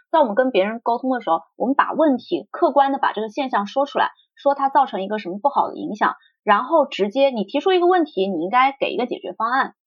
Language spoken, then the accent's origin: Chinese; China; moved away as an adult; now in United Kingdom; 我们中国人